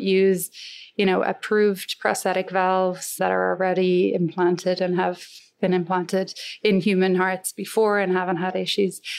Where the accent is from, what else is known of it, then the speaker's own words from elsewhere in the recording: Galway, Connacht, Ireland; moved away as an adult; now in United States; I grew up in Galway, close to a place called Saltilh, which is right on the ocean there